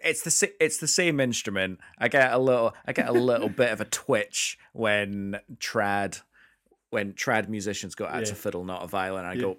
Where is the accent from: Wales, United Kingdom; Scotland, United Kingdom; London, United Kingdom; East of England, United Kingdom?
Scotland, United Kingdom; obviously I am Scottish and I was brought up in the culture